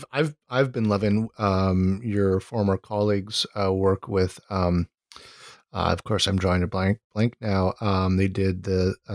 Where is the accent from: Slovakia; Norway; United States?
United States; Honolulu, Hawaii; I'm from Honolulu